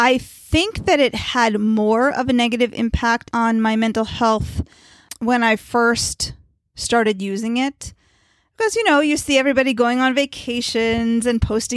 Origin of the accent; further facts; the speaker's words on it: Potomac, Maryland, United States; I'm from Potomac, Maryland.